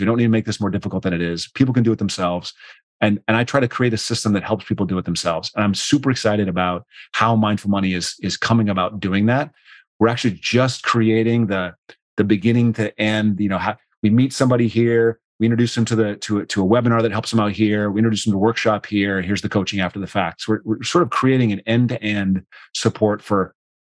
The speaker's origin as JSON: {"language": "English", "town": "Rapid City", "region": "South Dakota", "country": "United States", "tie": "born or raised there", "moved": "yes", "said": "Rapid City, South Dakota. Born"}